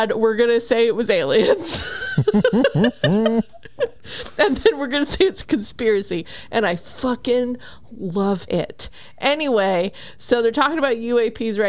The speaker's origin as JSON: {"language": "English", "region": "New Mexico", "country": "United States", "said": "I am also from New Mexico"}